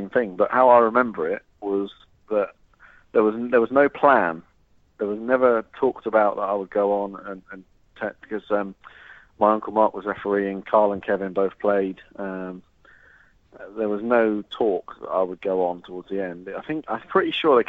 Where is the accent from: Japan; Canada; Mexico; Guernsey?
Guernsey; moved away as an adult; also born or lived in Southampton; now in United Kingdom; I was about 5 or 6 when I moved back to Guernsey from Southampton